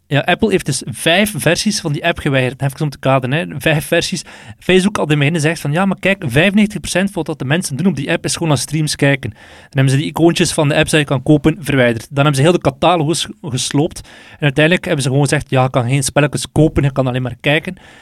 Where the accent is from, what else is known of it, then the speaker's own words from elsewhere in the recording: Belgium; wij nu als Belg